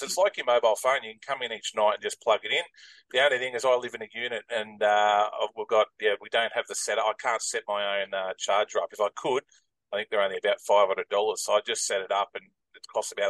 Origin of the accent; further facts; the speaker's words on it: Brisbane, Queensland, Australia; also born or lived in Melbourne; I was born in Melbourne, but moved to Brisbane at the age of 7. Did all my schooling in Brisbane, in Aspley in Brisbane.